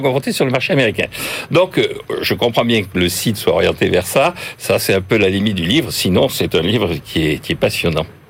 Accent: Bordeaux, Nouvelle-Aquitaine, France; en tant que Bordelais

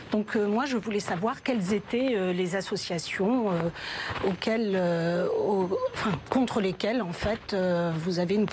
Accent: Hayange, Grand Est, France; je viens d'Ayange dans mes premières dans les premières années de ma vie, je les ai passées à Ayange

